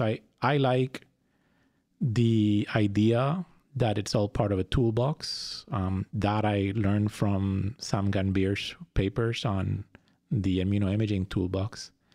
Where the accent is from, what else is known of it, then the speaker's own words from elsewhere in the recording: Fajardo, Puerto Rico; moved away; I was born and raised in Puerto Rico. I grew up in Fajardo, which is a beach town.